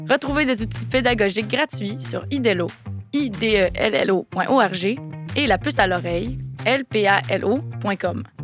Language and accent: French; Ontario, Canada; Moi, en tant que vraie franco-ontarienne, je lui ai demandé si je pouvais lui donner un tour.